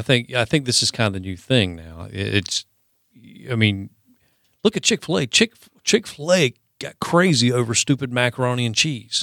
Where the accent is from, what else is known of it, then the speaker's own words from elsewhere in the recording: the South, United States; There's a special place in my heart as a Southerner for Waffle House